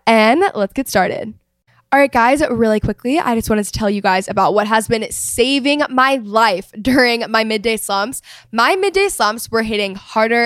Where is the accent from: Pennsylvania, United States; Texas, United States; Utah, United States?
Texas, United States; I'm from Texas